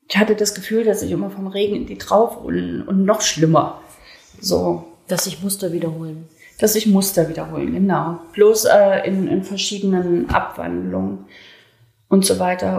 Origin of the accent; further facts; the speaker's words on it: Leipzig, Saxony, Germany; accent: Saxon; moved away; also born or lived in Berlin; Mein Bruder ist in Leipzig geblieben und meine ganze Verwandtschaft. Und ich wurde dahin verpflanzt in eine völlig fremde Welt